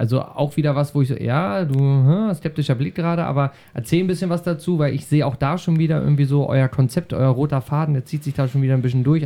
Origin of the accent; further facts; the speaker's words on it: Schaumburg, Lower Saxony, Germany; hier bei uns in Schaumburg